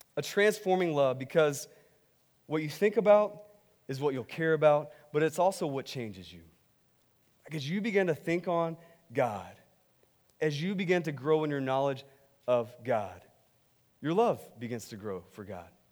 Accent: Texas, United States; I'm from Texas

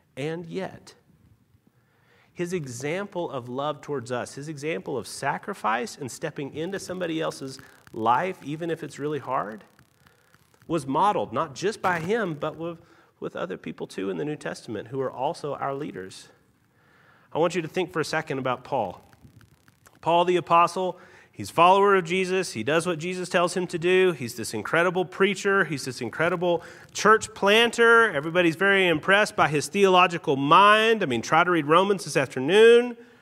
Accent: Tennessee, United States; also born or lived in Utah; now in Salt Lake City, United States; I'm actually from Tennessee

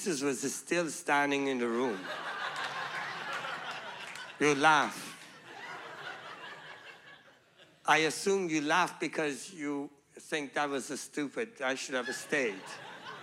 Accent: Iran; moved away as an adult; also born or lived in Pakistan / Malaysia; I was born in Iran

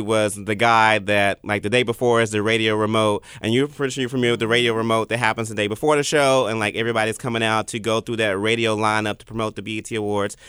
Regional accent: Memphis, Tennessee, United States; I've never lived outside of Memphis

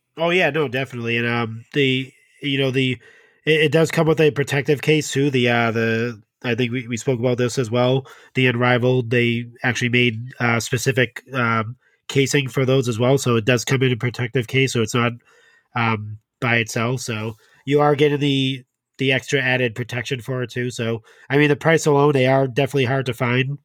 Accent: New England, Massachusetts, United States; I'm from New England

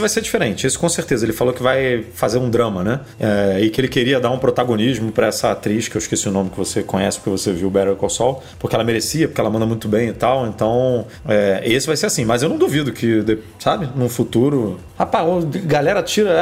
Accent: Rio de Janeiro, Brazil; eu sou do Rio, né? A minha linha é 21, DDD 21.

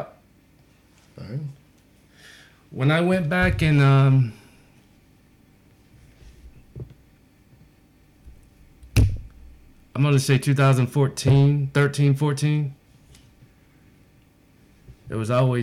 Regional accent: Sanford, North Carolina, United States; moved away as an adult; also born or lived in Wilmington, North Carolina; now in Houston, United States; where I grew up in Sanford

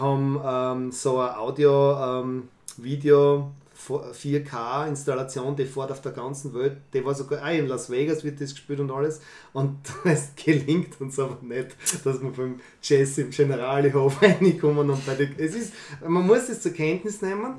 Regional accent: Fürstenfeld, Styria, Austria; ich bin in Fürstenfeld aufgewachsen

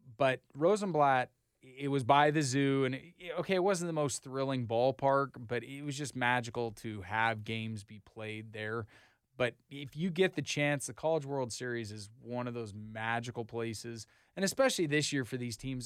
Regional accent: Idaho, United States; now in Oklahoma, United States; I'm from Idaho

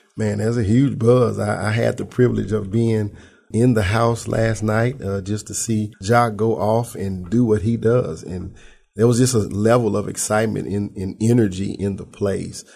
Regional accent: Memphis, Tennessee, United States; I'm right here from Memphis

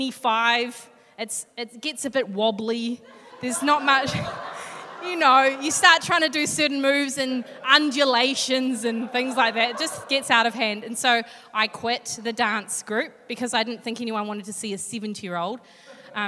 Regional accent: Hastings, Hawke's Bay, New Zealand; now in Hamilton, New Zealand; But I grew up in Hawke's Bay in a little suburb called Flaxmere.

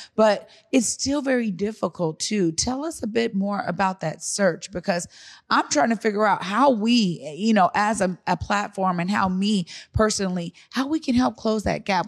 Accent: Seattle, Washington, United States; moved away; I'm from Seattle, but I've lived in other places, i, throughout the world

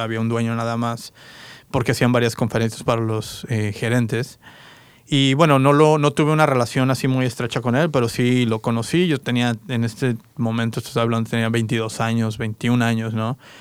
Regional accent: Querétaro, Mexico; also born or lived in Toluca, Mexico / San Diego, United States / Independence, Oregon / Salem, Oregon; now in Portland, United States; yo soy de México, eh, nací en, bueno, nací en Toluca de hecho, pero viví mucho tiempo en Querétaro, Querétaro, Querétaro

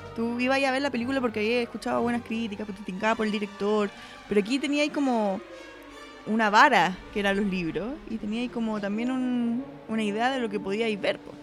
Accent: Concepción, Biobío, Chile; Yo estudiaba en el colegio francés en Conce

